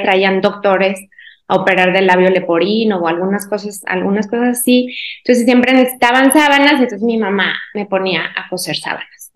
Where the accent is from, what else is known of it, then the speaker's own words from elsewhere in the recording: Guanajuato, Mexico; soy mexicana, soy de Guanajuato, es un pueblito, bueno, casi ciudad